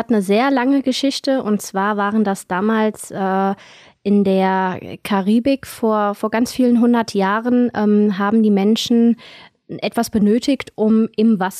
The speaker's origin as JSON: {"language": "German", "region": "Hesse", "country": "Germany", "said": "ich komme aus dem Rheingau"}